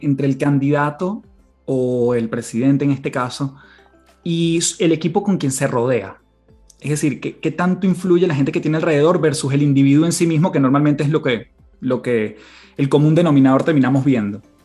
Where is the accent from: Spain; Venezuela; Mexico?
Venezuela; en mi país